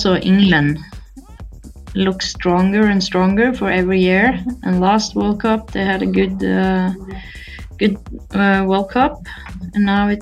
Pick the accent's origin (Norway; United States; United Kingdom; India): Norway; I played with the boys in my hometown, Momoen, a small town with 800 people